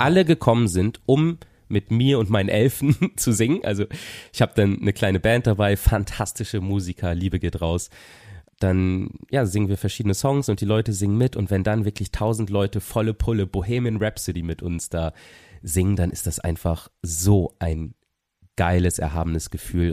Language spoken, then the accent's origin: German; Papenburg, Lower Saxony, Germany; now in Cologne, Germany; in der Stadthalle Papenburg, wo ich herkomme